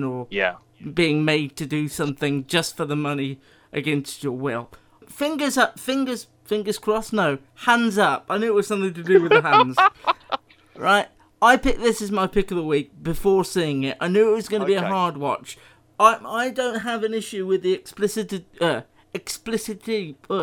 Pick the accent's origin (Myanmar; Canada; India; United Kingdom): United Kingdom; as British people